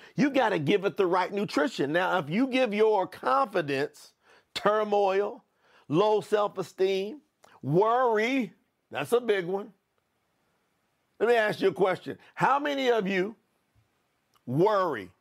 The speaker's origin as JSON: {"language": "English", "region": "Kentucky", "country": "United States", "tie": "born or raised there", "also_born_or_lived": "Florida", "moved": "yes", "said": "I was born in Kentucky"}